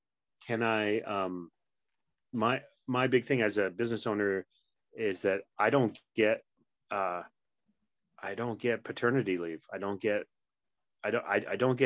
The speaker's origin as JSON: {"language": "English", "region": "Quebec", "country": "Canada", "tie": "born or raised there", "first_language": "English", "moved": "yes", "said": "I grew up in sort of backwoods kind of Quebec"}